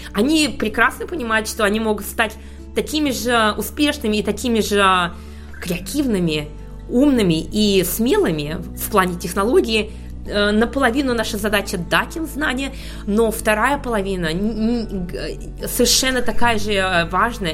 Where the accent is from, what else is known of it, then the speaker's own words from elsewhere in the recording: Ufa, Bashkortostan, Russia; moved away as an adult; also born or lived in Stuttgart, Germany / Munich, Germany / Hamburg, Germany; now in London, United Kingdom; я родилась э, в Уфе, где я проучилась, а, выучилась на химика